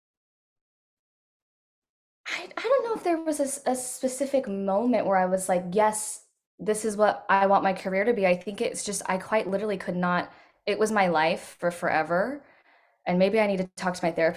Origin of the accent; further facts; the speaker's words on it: Modesto, California, United States; I'm from Modesto, California, so Central California, right in the dead center